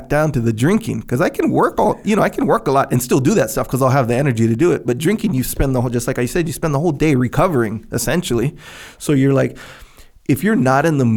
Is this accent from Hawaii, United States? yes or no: yes; Kauai, Hawaii, United States; I grew up on Kauai